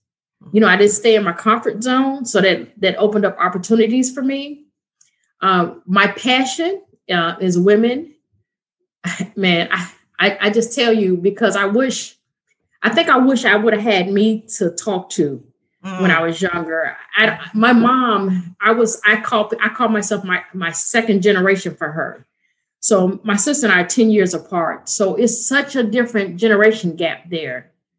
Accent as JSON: {"language": "English", "town": "Chicago", "region": "Illinois", "country": "United States", "moved": "yes", "lives_now": "Alabama, United States", "said": "I'm from Chicago. And now I reside in Alabama."}